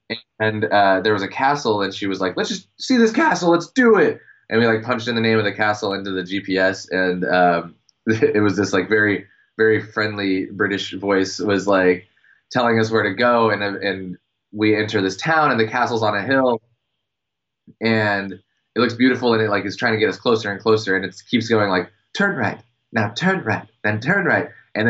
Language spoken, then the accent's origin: English; United States; I'm American